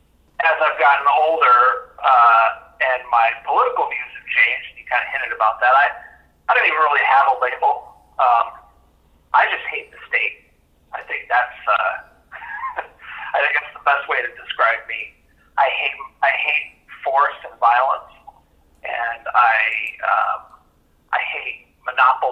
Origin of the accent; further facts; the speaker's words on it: Kitsap County, Washington, United States; moved away as an adult; also born or lived in Michigan; I grew up in Kitsap County and went to high school there